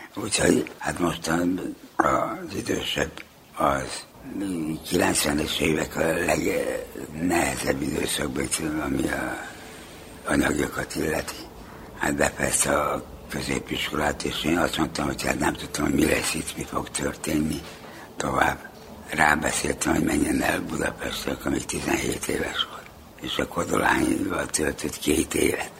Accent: Zrenjanin, Vojvodina, Serbia; moved away as an adult; now in Belgrade, Serbia; itt a véről ott születtem, ez itt van Bánát, a román határon, a Béga partján. És az iskoláimat nagybeskereken fejeztem be

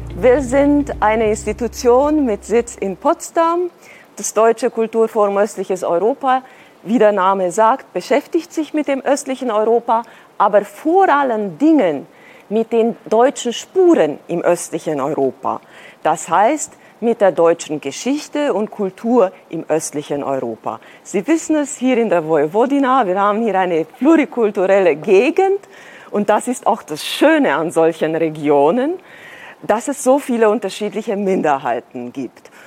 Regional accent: Transylvania, Romania; moved away as an adult; also born or lived in Munich, Germany; now in Berlin, Germany; Ich bin äh, tatsächlich auch in einem plurikulturellen Land geboren, äh, nämlich in Rumänien. Ich komme aus Siebenbürgen

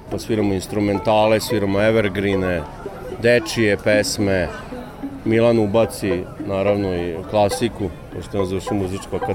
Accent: Sombor, Vojvodina, Serbia; moved away as an adult; now in Novi Sad, Serbia; Ja sam inače rodim iz Sombora, a volim jako Novi Sad. Ovde živim već 12 godina, moja baka je novoseđanka

